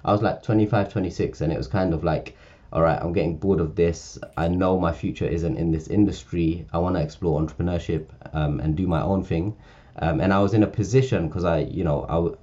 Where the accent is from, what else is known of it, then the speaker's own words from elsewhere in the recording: London, United Kingdom; I grew up in Northwest London or Central London, in a council estate in Camden.